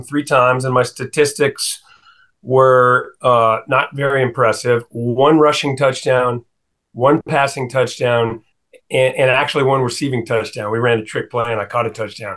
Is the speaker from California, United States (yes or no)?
yes; Pacifica, California, United States; moved away as an adult; now in Vienna, Virginia, United States; Pacifica, California, where I grew up just outside San Francisco